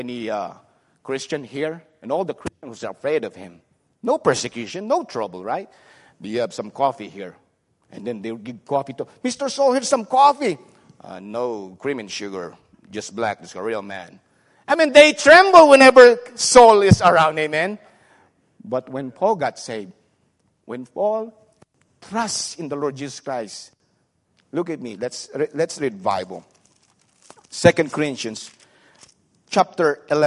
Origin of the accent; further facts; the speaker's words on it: Subic Bay, Central Luzon, Philippines; English is a second language; now in United States; I grew up in Subic Bay